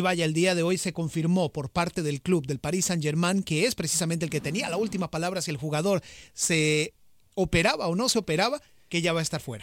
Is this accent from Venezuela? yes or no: no; Costa Rica; yo soy de Costa Rica, morado 100%